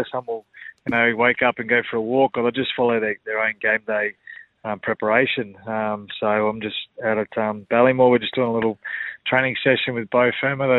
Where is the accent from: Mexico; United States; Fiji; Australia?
Australia; Kingaroy, Queensland; growing up in Kingaroy